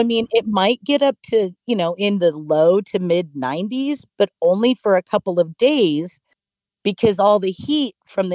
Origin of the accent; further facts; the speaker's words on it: San Francisco Bay Area, California, United States; now in Arkansas, United States; I'm originally from the Bay Area, the San Francisco Bay Area